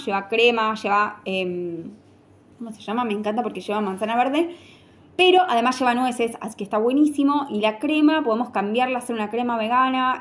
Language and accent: Spanish; Argentina; Somos argentinos